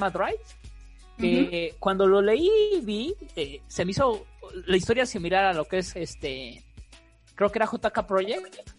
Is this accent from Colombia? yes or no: no; Mexico; Aquí somos mexicanos